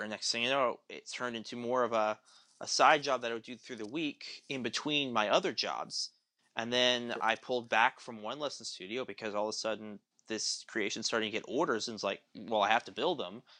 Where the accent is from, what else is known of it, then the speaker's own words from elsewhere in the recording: Tulsa, Oklahoma, United States; I grew up in Tulsa.